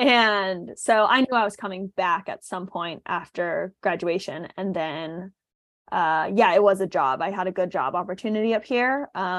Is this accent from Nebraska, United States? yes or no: no; California, United States; moved away as an adult; also born or lived in Boston; now in Seattle, United States; I grew up in California.